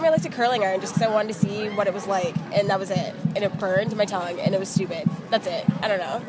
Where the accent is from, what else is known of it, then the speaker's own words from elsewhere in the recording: Michigan, United States; I'm from Michigan.